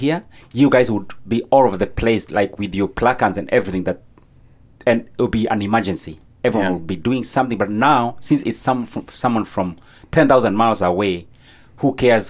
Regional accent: Meru County, Kenya; moved away as an adult; now in United States; From Kenya, in Eastern Africa, a place called Meru County.

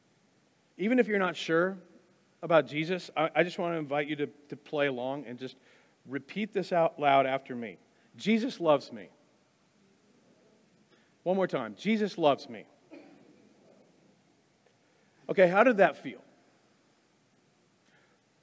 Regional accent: Wichita, Kansas, United States; also born or lived in Wisconsin; My dad and I moved from Wisconsin to Kansas, here to Wichita

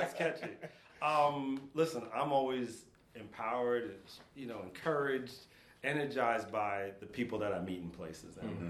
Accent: New York City, New York, United States; moved away as an adult; now in St. Louis, United States; I grew up in the Bronx when you saw all those old movies and kids running around drinking out of fire hydrants.

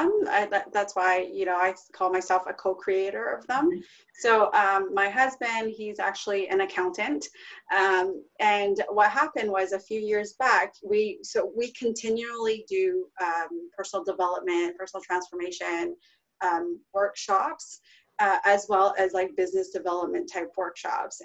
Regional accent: Vancouver, British Columbia, Canada; moved away as an adult; also born or lived in Toronto; I'm originally from Vancouver, BC

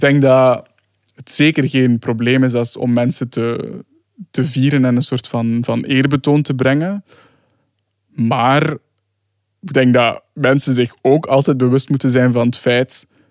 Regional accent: Sint-Niklaas, Flanders, Belgium; ik kom dus uit Sint-Niklaas

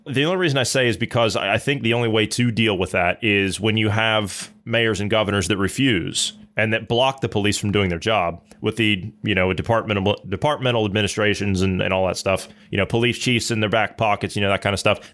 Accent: Ohio, United States; I'm from Ohio

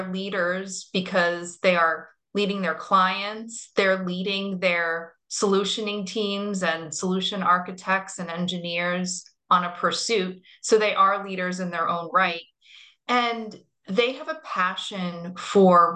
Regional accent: Florida, United States; now in New York, United States; I'm from Florida.

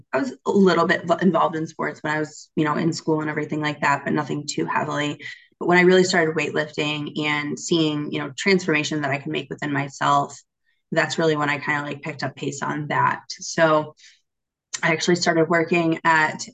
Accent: Michigan, United States; I was born and raised in Michigan, still here

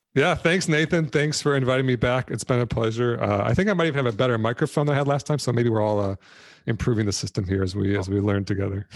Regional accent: Detroit, Michigan, United States; I grew up in Detroit

